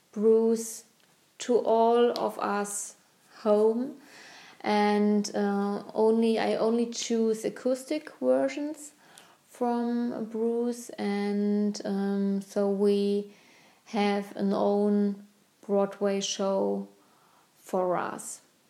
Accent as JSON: {"language": "English", "region": "Berlin", "country": "Germany", "tie": "born or raised there", "said": "because Berlin is my hometown, and therefore I'm"}